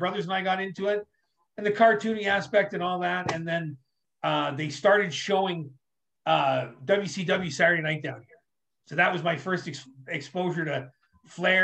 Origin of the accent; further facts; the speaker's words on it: Ontario, Canada; also born or lived in New York, United States; We moved here when I was little